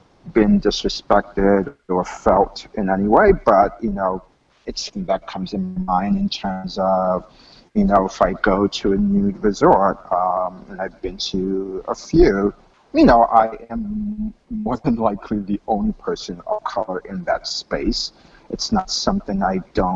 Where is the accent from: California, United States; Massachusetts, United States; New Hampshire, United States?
Massachusetts, United States; Medford; moved away as an adult; also born or lived in Haiti; I grew up just north of Boston in a town called West Medford